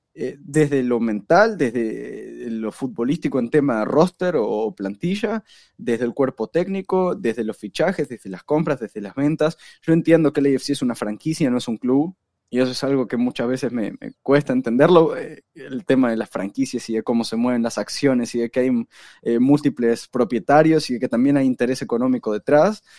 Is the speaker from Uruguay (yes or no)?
yes; Uruguay; yo de Uruguay